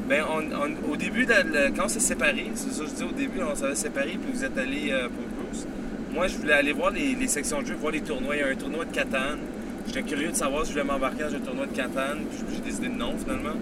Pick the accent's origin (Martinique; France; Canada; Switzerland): Canada; je suis Canadien, je suis fier Canadien